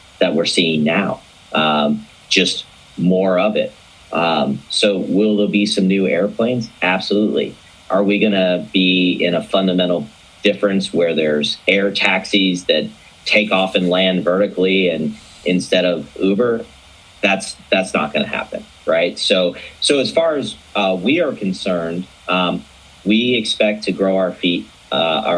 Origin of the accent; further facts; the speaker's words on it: Atlanta, Georgia, United States; I'm originally from Atlanta